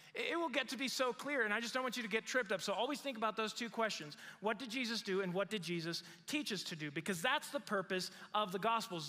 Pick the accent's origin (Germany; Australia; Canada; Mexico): Mexico; moved away as an adult; now in United States; I grew up in Mexico